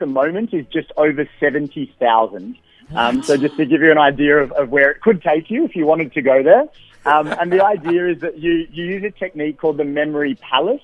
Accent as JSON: {"language": "English", "country": "Australia", "accent": "Australian", "moved": "as an adult", "lives_now": "South Africa", "said": "I am Australian"}